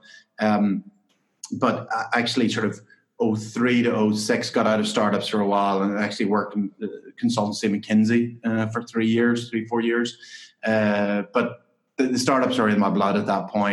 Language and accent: English; County Tyrone, Northern Ireland, United Kingdom; moved away as an adult; also born or lived in St Andrews, Scotland / London; Yeah, so I grew up in Northern Ireland, in County Tyrone. I grew up on a dairy farm